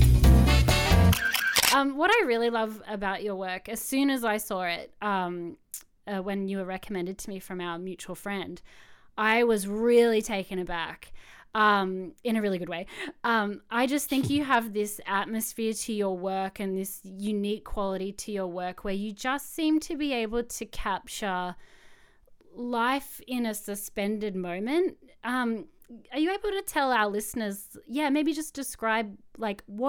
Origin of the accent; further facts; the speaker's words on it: Canberra, Australian Capital Territory, Australia; moved away; also born or lived in Sydney; I grew up in Canberra and then I moved to Sydney